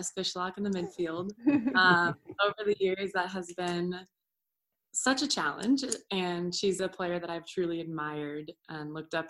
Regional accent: California, United States; moved away as an adult; also born or lived in Orlando; I grew up in California

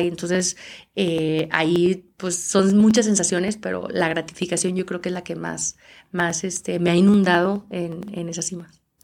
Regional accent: Aguascalientes, Mexico; yo soy de Aguascalientes donde no hay montañas

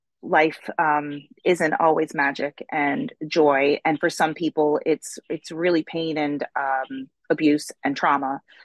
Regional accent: Baltimore, Maryland, United States; And we, as Baltimoreans, however you want to say it, like we take great pride in our city. We love it here. Maryland is a wonderful place to live.

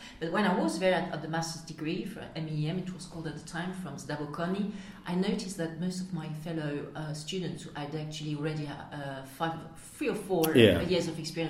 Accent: France; I'm French, but when I'm in the UK, I'm mostly in London.

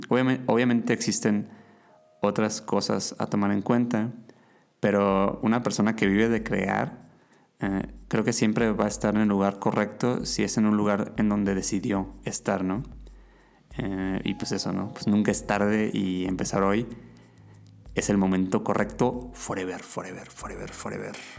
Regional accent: Mazatlán, Sinaloa, Mexico; Yo estaba estudiando mercadotecnia en la universidad en, Mazatlán, mi ciudad natal

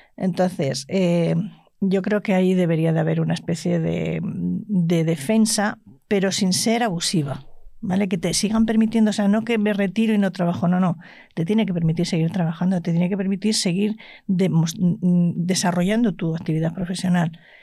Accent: La Rioja, Spain; yo me crié en La Rioja y soy terca

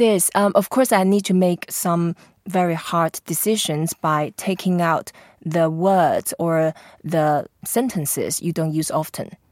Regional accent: Taipei, Taiwan; I grew up in Taipei

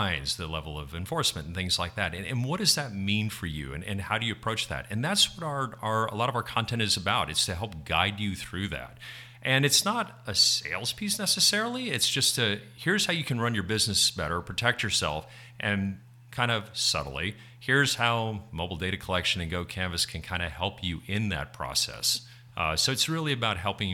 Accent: Texas, United States; now in New Jersey, United States; So I'm still a Texan through and through

